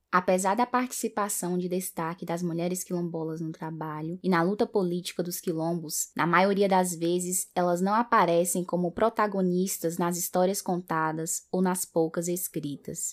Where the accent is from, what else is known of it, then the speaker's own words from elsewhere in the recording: western Bahia, Brazil; Eu sou do oeste da Bahia